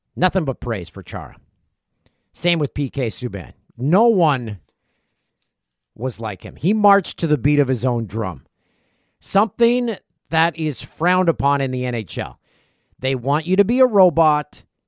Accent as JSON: {"language": "English", "town": "Peterborough", "region": "Ontario", "country": "Canada", "tie": "born or raised there", "said": "Pete's Memorial Cup, they hosted it in nineteen ninety-six, my hometown."}